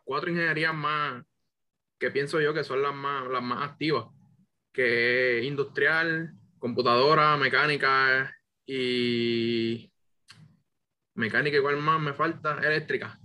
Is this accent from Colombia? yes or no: no; Puerto Rico; yo vengo del pueblo de Bonito, aquí me crié